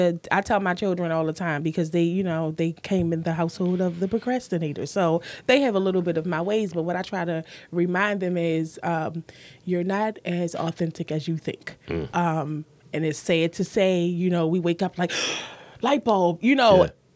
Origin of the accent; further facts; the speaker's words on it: Baltimore, Maryland, United States; I'm from Baltimore. I'm not fucking basic.